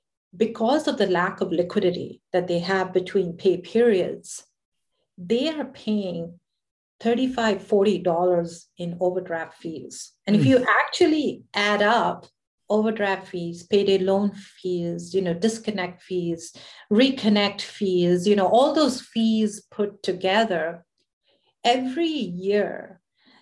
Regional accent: New York, United States; I'm from New York.

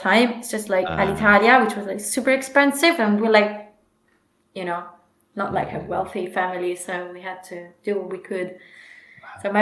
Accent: Rome, Lazio, Italy; I was born in Rome and I had a really interesting and nice childhood in Rome

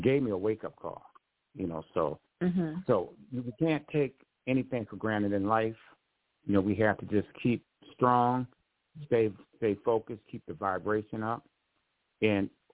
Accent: Grand Rapids, Michigan, United States; also born or lived in Detroit, Michigan; when I was staying in my hometown in Grand Rapids

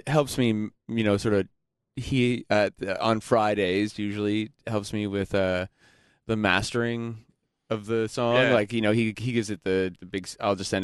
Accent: Ajax, Ontario, Canada; I grew up in Ajax

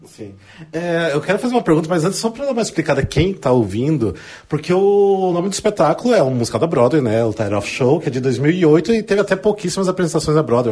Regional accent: Paraná, Brazil; eu também sou do Sul, mas sou do Paraná

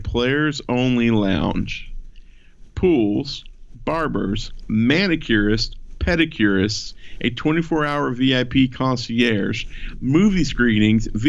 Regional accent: Atlanta, Georgia, United States; born or raised there

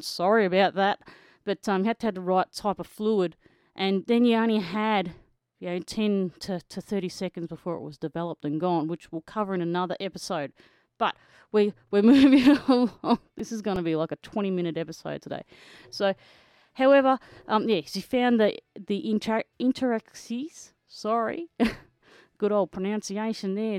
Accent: Kerang, Victoria, Australia; Kerrang, Victoria, my hometown

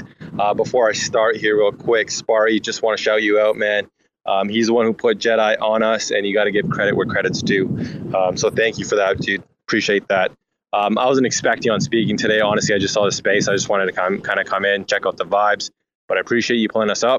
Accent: Vancouver, British Columbia, Canada; We're from Vancouver, BC, Canada

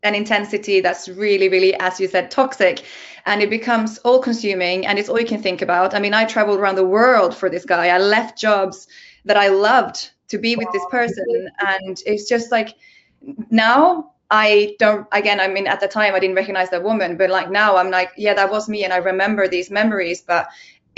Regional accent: Finland; I'm from Finland

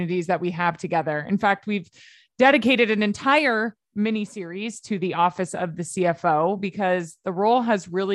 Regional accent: Los Angeles, California, United States; I ended up staying in LA my whole life

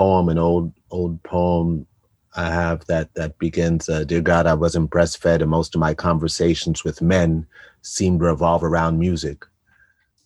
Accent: New York, United States; I grew up in New York in the 80s

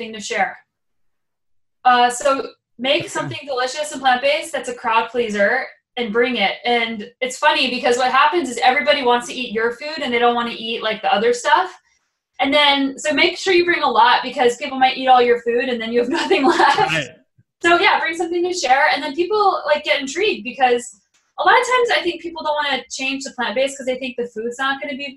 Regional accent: New Mexico, United States; also born or lived in Boulder, Colorado; now in Canada; I was living in Boulder, Colorado for 8 years, and I grew up in New Mexico where it's sunny all the time

